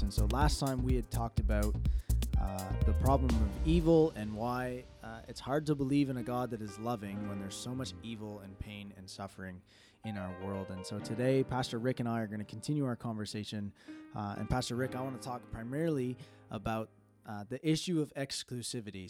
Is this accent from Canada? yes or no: yes; Canada; growing up in Canada, like, I can remember in high school